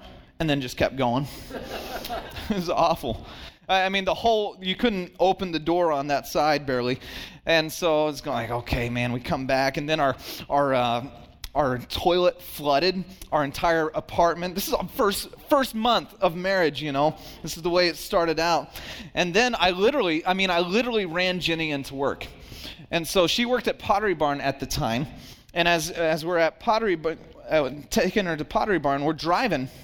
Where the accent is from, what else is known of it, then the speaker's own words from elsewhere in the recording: Santa Cruz, California, United States; I'm from Santa Cruz